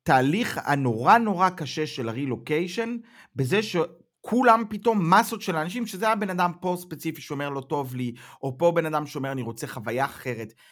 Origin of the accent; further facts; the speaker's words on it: Israel; now in Germany; היום אני גרמני-ישראלי, אני חי פה, אני יודע בראש ובלב שאני אף פעם לא אוכל לחיות בישראל כמו שחייתי קודם